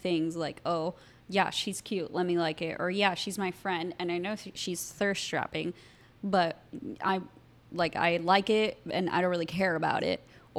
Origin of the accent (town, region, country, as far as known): Miami, Florida, United States